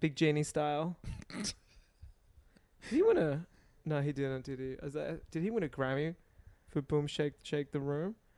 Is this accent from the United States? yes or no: no; Australia; accent: Australian; "Oh, you're, uh, you're Australian?" 'Cause of my accent. I was like, "Yeah."